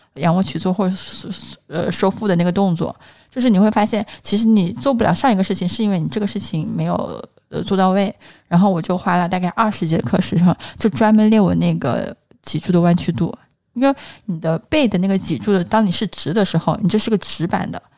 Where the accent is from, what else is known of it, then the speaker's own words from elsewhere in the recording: Hunan, China; now in Shanghai, China; 因为我是一个湖南人，就是我吃的口味还挺重的